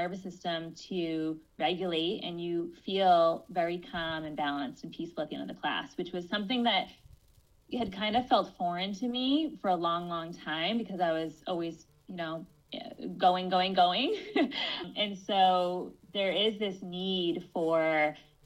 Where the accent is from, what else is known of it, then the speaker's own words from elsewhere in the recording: Cape Cod, Massachusetts, United States; I grew up on Cape Cod, actually, in a family of entrepreneurs